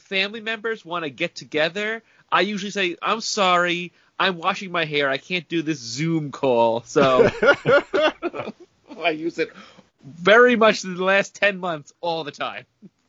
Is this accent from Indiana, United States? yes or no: no; Long Island, New York, United States; I am from Long Island